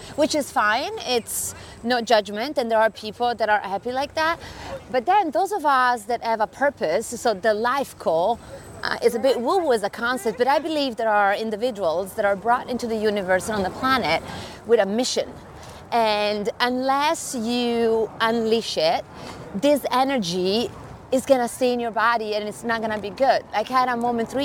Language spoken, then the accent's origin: English; Sardinia, Italy; accent: Italian; English is a second language; moved away as an adult; now in New York, United States; as you can tell from my accent, I am Italian.